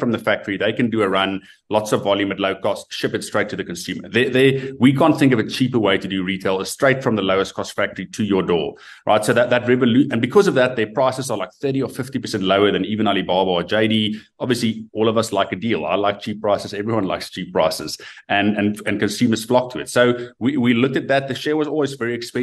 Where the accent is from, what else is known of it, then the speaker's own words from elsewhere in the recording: South Africa; as a South African